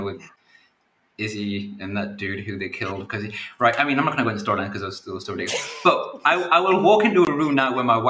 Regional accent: a small town on the coast near Newcastle, North East England, United Kingdom; I'm from a small town on the coast that no one's heard of, so I call it Newcastle

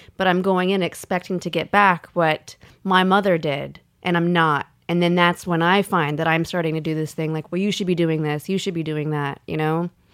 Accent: the South, United States; I grew up in the South

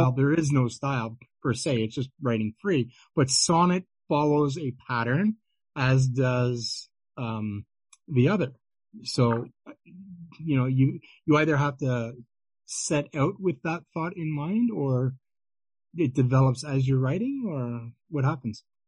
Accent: Ottawa, Ontario, Canada; in my hometown of Ottawa, Ontario, Canada

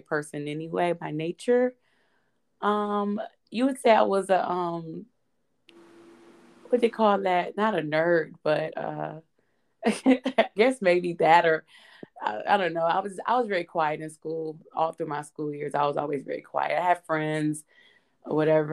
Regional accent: Detroit, Michigan, United States; also born or lived in Los Angeles; growing up in Detroit

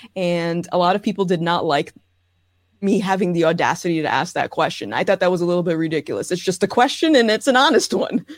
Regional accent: Rhode Island, United States; I am born and raised in Rhode Island.

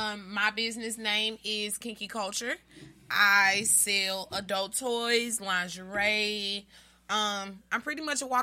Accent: St. Louis, Missouri, United States; moved away as an adult; also born or lived in Houston; And I was in Houston then, and I came back to St. Louis because St. Louis is my hometown.

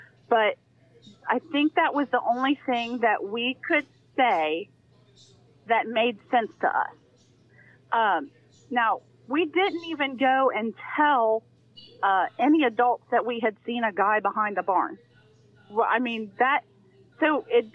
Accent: Adams County, Ohio, United States; I grew up in Adams County, Ohio, which I grew up right in the heart of the Amish community

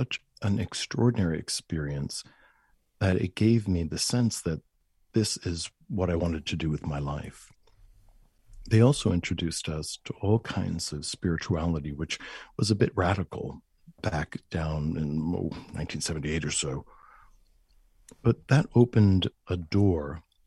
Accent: Huntington, New York, United States; the school system in Long Island, where I was raised, I was raised in Huntington

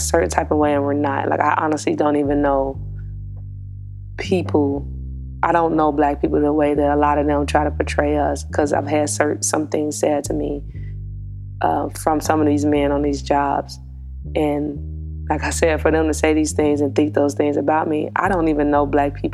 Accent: United States; a black woman who was born in America, coming up in America

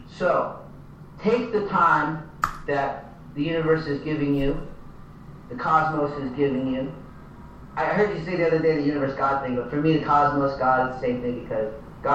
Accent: the Bible Belt, United States; I grew up here in the Bible Belt

